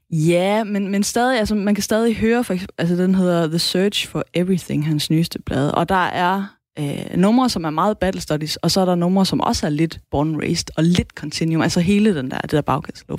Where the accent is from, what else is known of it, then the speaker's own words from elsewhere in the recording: Southern Jutland, Southern Denmark, Denmark; accent: Sønderjysk (South Jutlandic); first language South Jutlandic; Sønderjysk er mit modersmål